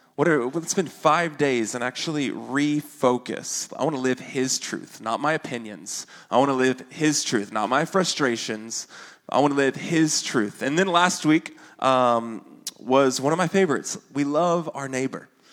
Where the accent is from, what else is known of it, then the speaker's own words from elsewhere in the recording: Arkansas, United States; accent: Arkansan; my Arkansan accent comes out with that word.